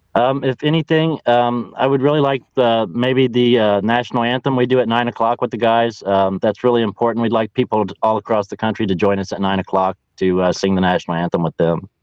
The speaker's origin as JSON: {"language": "English", "region": "Ohio", "country": "United States", "said": "I'm from Ohio"}